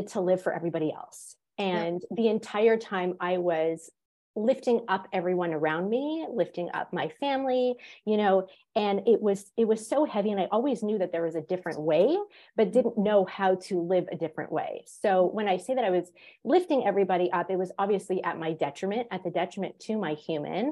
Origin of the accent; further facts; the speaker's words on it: Montreal, Quebec, Canada; moved away; also born or lived in Florida / Georgia; I grew up in Montreal